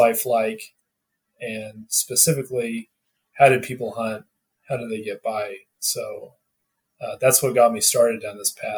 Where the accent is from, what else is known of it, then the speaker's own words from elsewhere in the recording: Northwest Arkansas, United States; now in Colorado, United States; I grew up in Arkansas, Northwest Arkansas